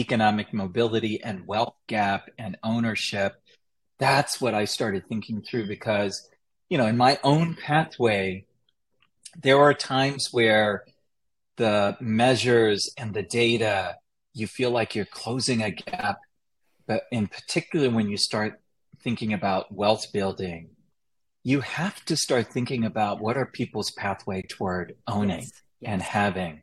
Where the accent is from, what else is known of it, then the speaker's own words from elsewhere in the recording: Chattanooga, Tennessee, United States; I grew up in Chattanooga, Tennessee